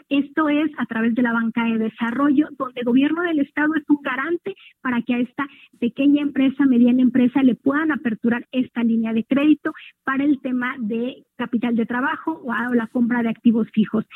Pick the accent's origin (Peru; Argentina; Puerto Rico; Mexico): Mexico; from the State of Mexico; como pueblo mexicano, como pueblo mexiquense